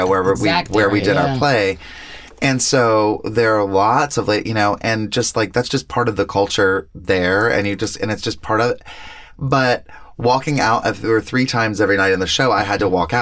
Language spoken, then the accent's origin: English; the South, United States; moved away; Growing up in the South